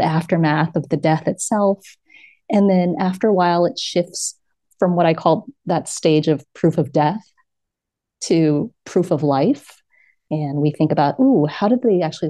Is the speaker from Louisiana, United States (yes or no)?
no; New York City, New York, United States; moved away as an adult; now in Lisbon, Portugal; my hometown of New York City